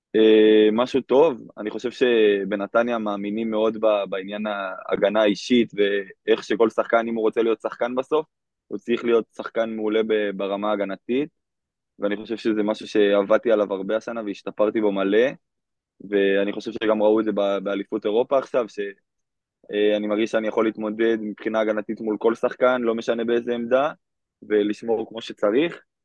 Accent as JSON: {"language": "Hebrew", "town": "Kadima Zoran", "region": "Central District", "country": "Israel", "said": "אני מקדימה צורן במקור"}